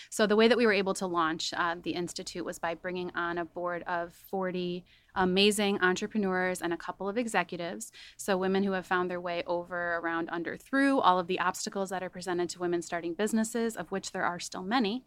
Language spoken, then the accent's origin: English; Chicago suburbs, Illinois, United States; also born or lived in Denver; I grew up in the Chicago suburbs